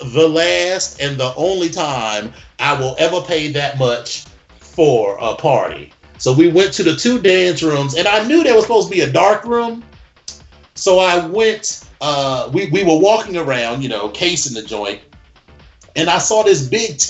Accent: East Coast, United States; I'm from the East Coast.

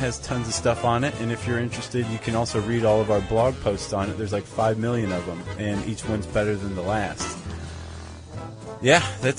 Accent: Toledo, Ohio, United States; some guys from Toledo, my hometown.

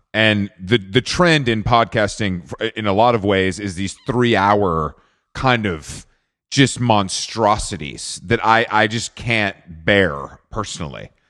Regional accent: Atlanta, Georgia, United States; moved away; I'm from Atlanta originally

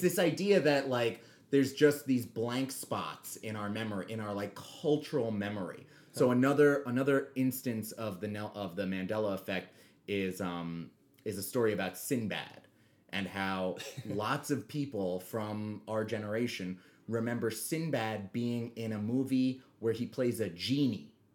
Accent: New York City, New York, United States; we grew up on the Upper West Side

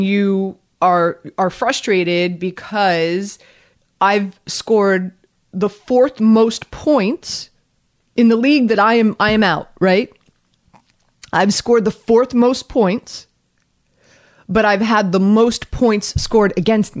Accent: Miami, Florida, United States; moved away; also born or lived in North Jersey; I'm from Miami.

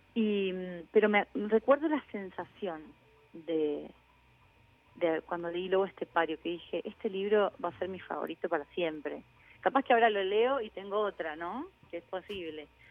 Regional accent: Mendoza, Argentina

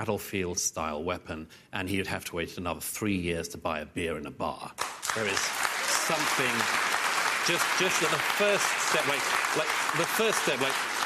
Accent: United Kingdom; accent: British; moved away as an adult; when I came to America from Britain

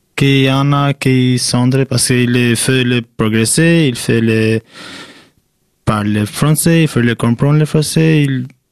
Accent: Albania; French is a second language; now in Épinal, France; Je viens de Albanie. Je suis ici à France depuis 31 mars 2015

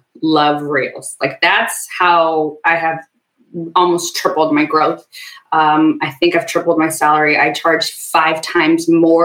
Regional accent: Ethiopia; also born or lived in Sudan; I was born in a refugee camp. So I've got this, I'm Ethiopian, but I was born in Sudan.

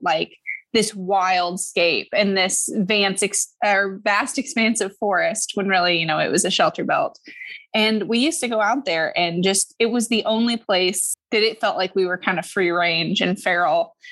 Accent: Lawrence, Kansas, United States; I grew up in Lawrence, Kansas

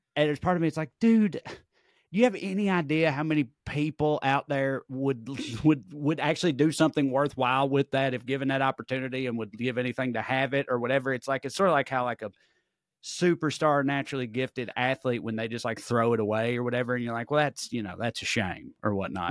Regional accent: Salina, Kansas, United States; born or raised there

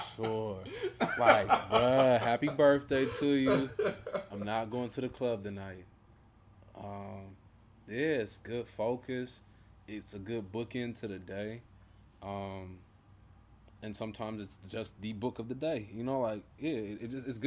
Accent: Oakland, California, United States; also born or lived in Washington, D.C.; I'm from Oakland

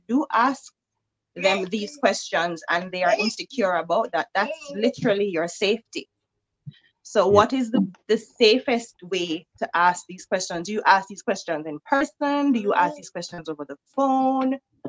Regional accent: Jamaica; now in Pennsylvania, United States; I am from Jamaica, but I'm now living in Pennsylvania and I'm 36.

